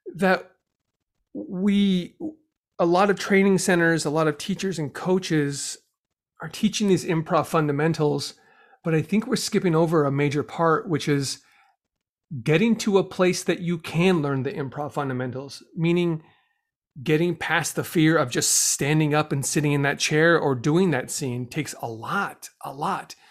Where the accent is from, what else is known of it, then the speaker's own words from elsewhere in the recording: Los Angeles, California, United States; also born or lived in Chicago; I'm from Los Angeles